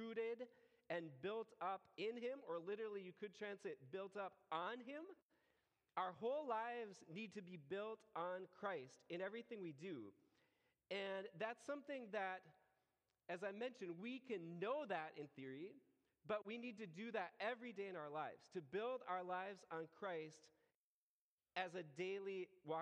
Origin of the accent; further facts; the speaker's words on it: United States; now in Colombia; I'm American, not Colombian.